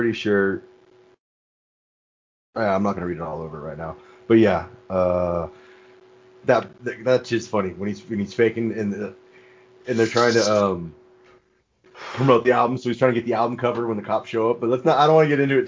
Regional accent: California, United States; Cali, baby. Straight. Cali. From, like, not

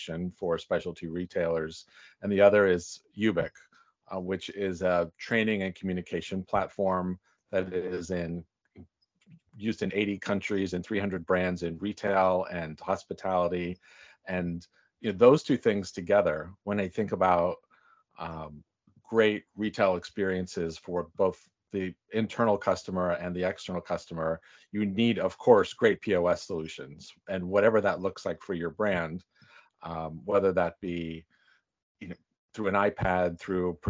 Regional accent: Northern California, United States; moved away; also born or lived in New York City; I'm from Northern California

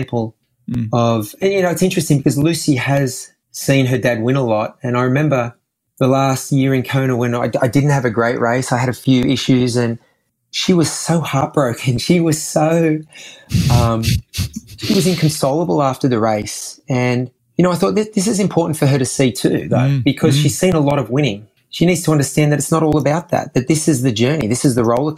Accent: Australia; all kids growing up in Australia, you know, because of our climate, I think we're an outdoorsy sort of culture

